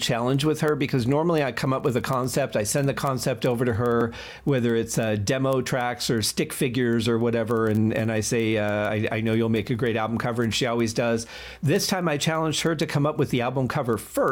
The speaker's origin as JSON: {"language": "English", "town": "Mount Clemens", "region": "Michigan", "country": "United States", "tie": "born or raised there", "moved": "yes", "lives_now": "Las Vegas, United States", "said": "my hometown of Mount Clemens, Michigan"}